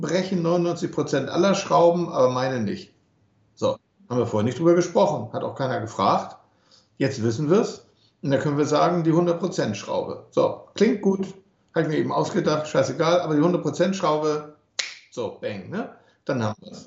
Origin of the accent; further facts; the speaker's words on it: Germany; wir als Deutsche